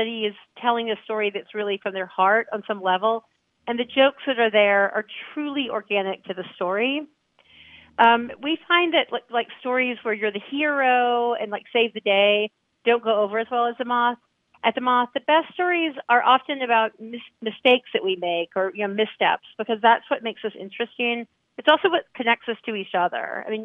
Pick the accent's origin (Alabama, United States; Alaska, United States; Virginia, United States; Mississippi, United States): Alabama, United States; I'm from Alabama, so I have like the little southern manners